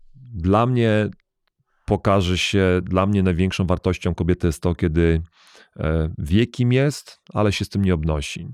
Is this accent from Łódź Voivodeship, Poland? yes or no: yes; Łódź, Łódź Voivodeship, Poland; moved away as an adult; also born or lived in Germany / United States; wychowałem się w Polsce